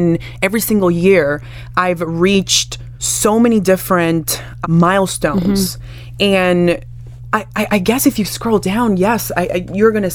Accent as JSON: {"language": "English", "country": "Dominican Republic", "said": "I'm from the Caribbean. I am Dominican. I am Afro-Latina"}